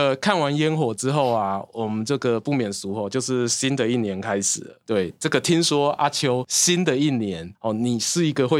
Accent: Yilan County, Taiwan; 我小时候住乡下嘛，住宜兰乡下

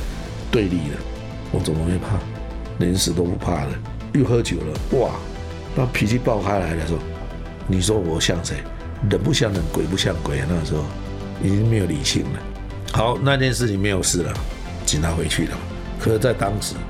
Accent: China; now in Taiwan; 我把我们大陆那边拿的乙辛茶壶了、马兰豆就带回来了。

